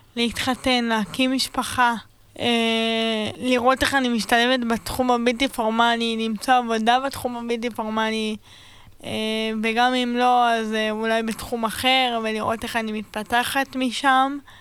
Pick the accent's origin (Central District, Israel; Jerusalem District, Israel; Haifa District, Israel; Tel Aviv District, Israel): Jerusalem District, Israel; Beit Shemesh; now in Sderot, Israel; במקור מבית שמש, והיום אני גרה בשדרות